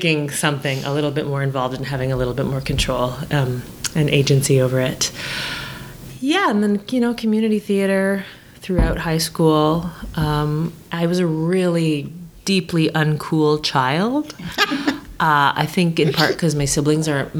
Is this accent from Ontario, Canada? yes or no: no; Antigonish, Nova Scotia, Canada; I grew up in Antigonish, Nova Scotia, which actually, it's a very small town.